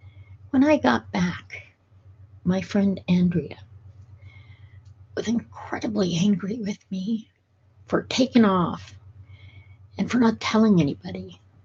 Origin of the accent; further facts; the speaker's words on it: Edinburgh, Scotland, United Kingdom; born there; Now, add to that the fact that I'm of Scottish heritage. I was born in Edinburgh. And in Scotland, we tend to be tough. We tend to be hardier.